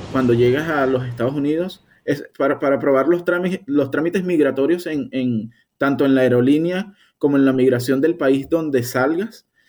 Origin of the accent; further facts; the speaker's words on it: Guanta, Anzoátegui, Venezuela; moved away as an adult; also born or lived in Miranda, Venezuela; now in United States; nací en Miranda, Venezuela, pero me crié toda, toda mi vida en Guanta, en un municipio eh, eh, que queda cerca de Puerto La Cruz